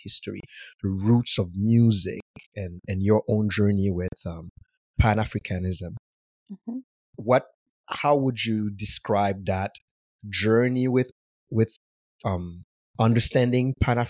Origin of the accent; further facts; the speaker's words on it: Haiti; also born or lived in Montreal, Canada; now in Vancouver, Canada; I'm from Haiti and I moved to Montreal